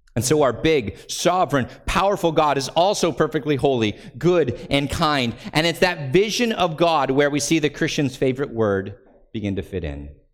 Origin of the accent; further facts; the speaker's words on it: United States; we're American, so we have this built-in distrust of kings